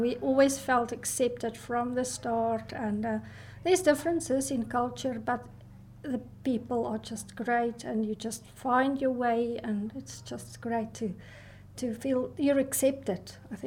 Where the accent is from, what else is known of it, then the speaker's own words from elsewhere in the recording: South Africa; moved away as an adult; now in Scotland; I'm from South Africa